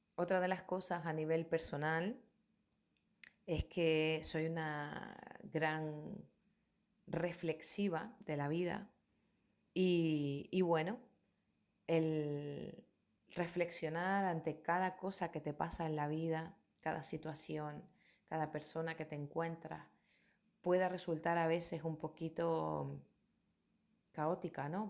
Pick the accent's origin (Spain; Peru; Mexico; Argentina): Spain; Tenerife, Canary Islands; Soy de Tenerife, de Canarias, de una comunidad autónoma que pertenece a España